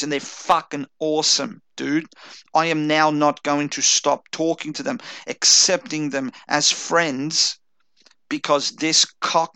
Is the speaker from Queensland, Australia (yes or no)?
no; Chelsea, Victoria, Australia; I grew up in Chelsea, which is like a fucking Irish neighborhood